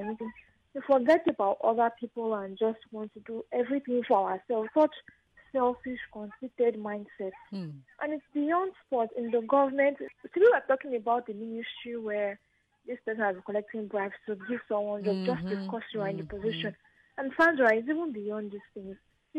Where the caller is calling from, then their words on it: Milan, Lombardy, Italy; I'm calling you from Milan.